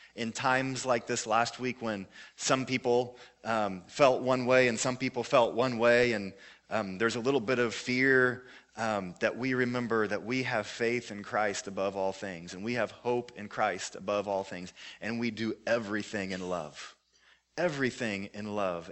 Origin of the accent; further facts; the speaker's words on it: Joplin, Missouri, United States; my hometown, Joplin, Missouri